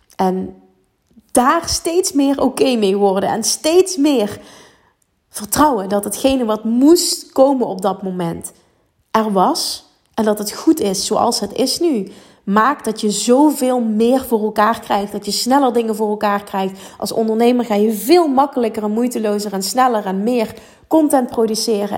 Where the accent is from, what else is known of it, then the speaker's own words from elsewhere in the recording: Limburg, Netherlands; accent: Limburgs; ik heb een Limburgs accent